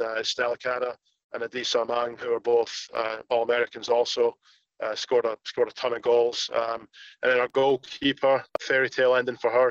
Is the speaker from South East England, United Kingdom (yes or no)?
no; Scotland, United Kingdom; moved away as an adult; now in United States; I played in some uh, academies or some professional teams back in Scotland till from all the way from age 12 till 17